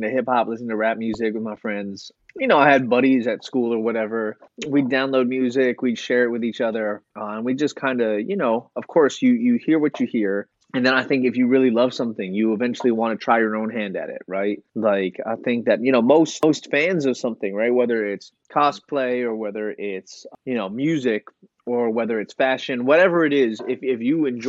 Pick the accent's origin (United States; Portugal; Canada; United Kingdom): United States; East Coast; also born or lived in Chicago, Illinois / Delaware / Connecticut; I was born in Chicago, Illinois. I grew up on the East Coast. I grew up in kind of between Delaware and Connecticut.